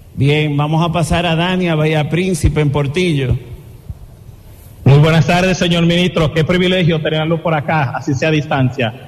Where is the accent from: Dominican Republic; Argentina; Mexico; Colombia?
Dominican Republic; como dominicano